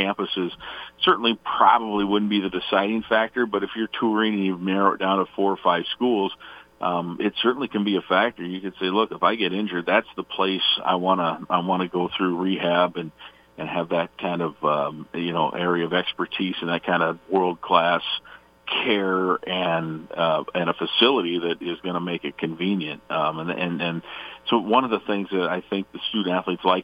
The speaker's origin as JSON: {"language": "English", "region": "Iowa", "country": "United States", "tie": "born or raised there", "moved": "yes", "lives_now": "Minnesota, United States", "said": "I was growing up in Iowa"}